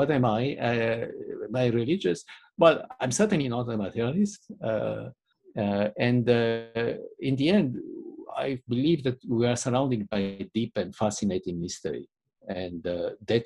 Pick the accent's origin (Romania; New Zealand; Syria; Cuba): Romania; my growing up in Romania